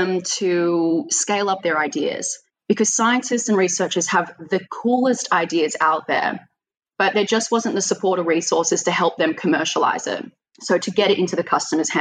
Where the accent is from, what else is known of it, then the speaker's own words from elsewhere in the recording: Australia; moved away as an adult; also born or lived in Sydney, Australia; now in Amsterdam, Netherlands; I am an Australian who's currently living in Amsterdam